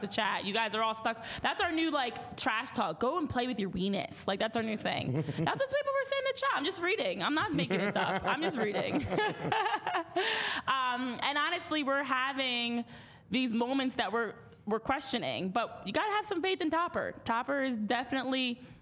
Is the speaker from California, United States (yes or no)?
no; New Jersey, United States; I'm from New Jersey